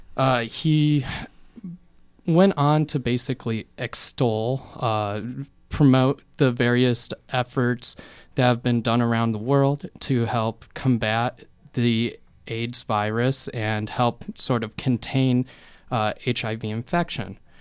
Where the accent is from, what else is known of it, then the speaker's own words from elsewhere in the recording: Bloomington, Indiana, United States; growing up in Bloomington